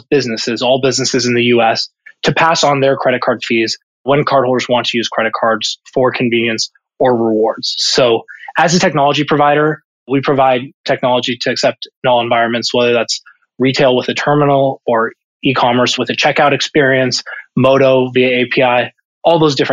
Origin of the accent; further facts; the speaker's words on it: Columbus, Ohio, United States; moved away as an adult; I'm originally from Columbus, Ohio, born and raised. I actually grew up just a couple of miles north of Ohio State's campus